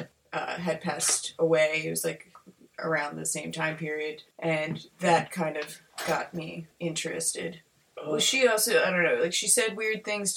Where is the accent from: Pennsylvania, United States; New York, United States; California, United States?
Pennsylvania, United States; We all come from different parts of Pennsylvania